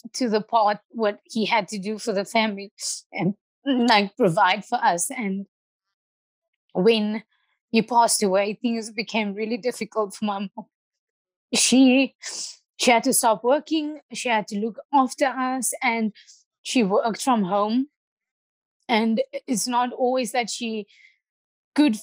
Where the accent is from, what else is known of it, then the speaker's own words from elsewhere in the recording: Port Elizabeth, Eastern Cape, South Africa; I grew up in Boysen's Park. I started judo in Boysen's Park.